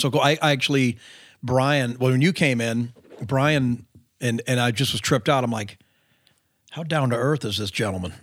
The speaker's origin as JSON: {"language": "English", "region": "California", "country": "United States", "tie": "born or raised there", "also_born_or_lived": "Nashville", "moved": "as an adult", "said": "growing up in California"}